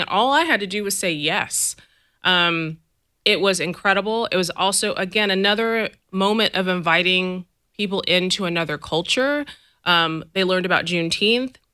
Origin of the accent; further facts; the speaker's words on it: the Bay Area, California, United States; I'm from here. I'm from the Bay. You know, like I'm from this area. I am proud of being from this area.